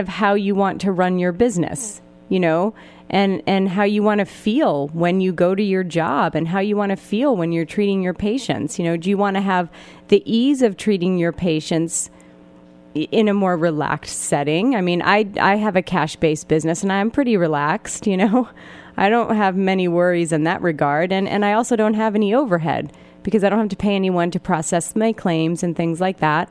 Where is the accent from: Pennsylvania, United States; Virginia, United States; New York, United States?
Pennsylvania, United States; moved away; I grew up in a small town in Pennsylvania